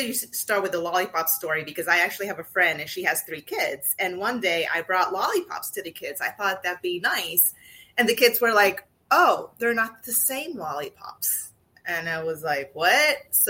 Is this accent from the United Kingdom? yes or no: no; Puerto Rico; moved away as an adult; also born or lived in New York / California; I grew up in Puerto Rico, born and raised, and we never had that change. And when I moved to New York, it was a little confusing